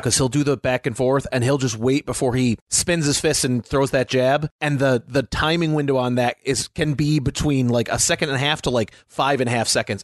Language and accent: English; United States; As an American living during that time